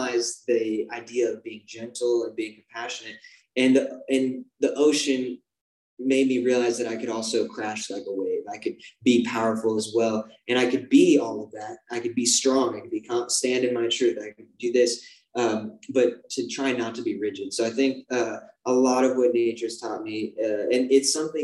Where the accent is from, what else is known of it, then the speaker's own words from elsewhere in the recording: Arizona, United States; being from Arizona